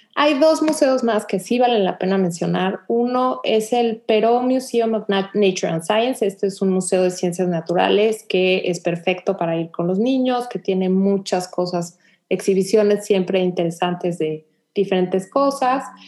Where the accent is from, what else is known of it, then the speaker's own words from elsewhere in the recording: Mexico; now in Houston, United States; nosotros que vivíamos en México